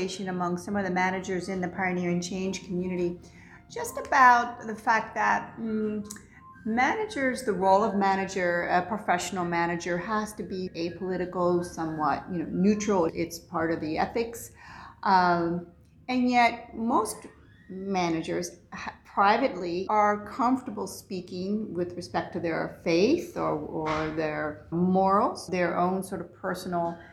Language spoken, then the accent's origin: English; Ohio, United States; born or raised there